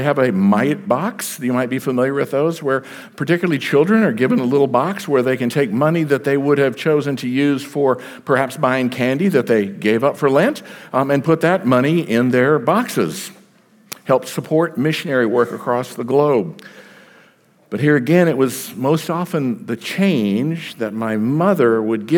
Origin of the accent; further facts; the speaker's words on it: Texas, United States; moved away; also born or lived in South Carolina; I am a Texan by birth